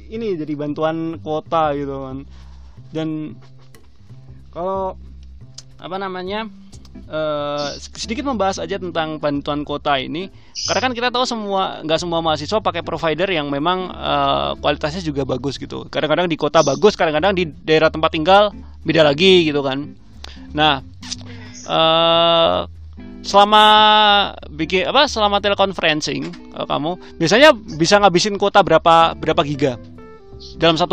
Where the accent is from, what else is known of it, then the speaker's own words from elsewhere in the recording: Surakarta, Central Java, Indonesia; kalau di daerahku daerahku kan Solo ya kadang-kadang sinyal kadang-kadang putus gitu loh